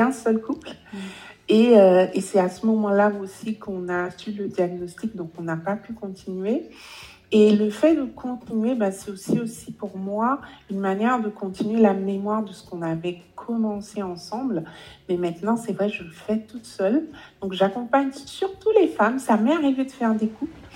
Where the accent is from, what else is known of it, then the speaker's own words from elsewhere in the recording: Guadeloupe; moved away as an adult; now in Paris, France; j'ai grandi aux Antilles, je suis antillaise, j'ai grandi en Guadeloupe